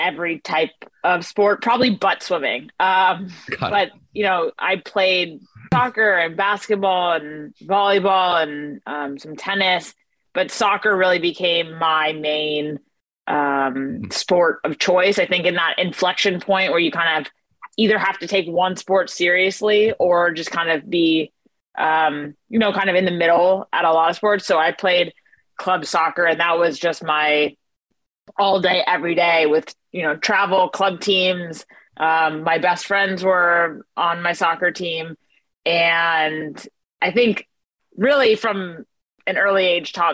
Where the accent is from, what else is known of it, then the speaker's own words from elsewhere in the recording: California, United States; I'm born and raised in California